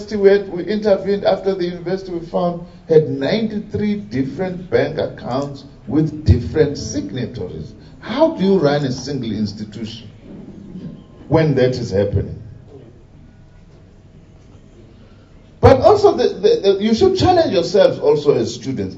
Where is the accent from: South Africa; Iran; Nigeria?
South Africa